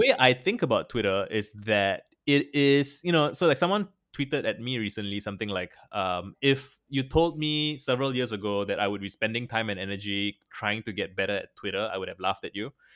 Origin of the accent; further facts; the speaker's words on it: Singapore; I'm a Singaporean, Asian